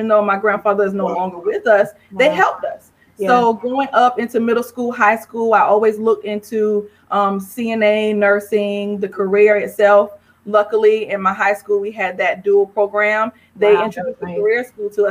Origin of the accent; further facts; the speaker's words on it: St. George, South Carolina, United States; moved away as an adult; also born or lived in Harlem, New York / Florence, South Carolina / Columbia, South Carolina; now in Atlanta, United States; St. George, South Carolina raised me near Charleston